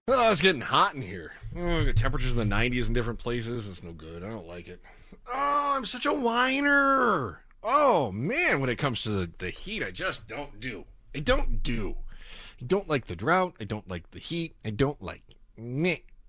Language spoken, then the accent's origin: English; Midwest, United States; moved away as an adult; also born or lived in Kansas / Phoenix; now in Southern California, United States; I grew up in the Midwest